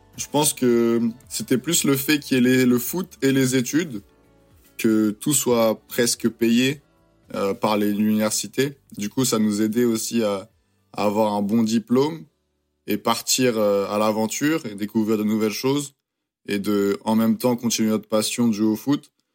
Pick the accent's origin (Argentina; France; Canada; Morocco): France; accent: French; now in United States; mon accent est toujours très très français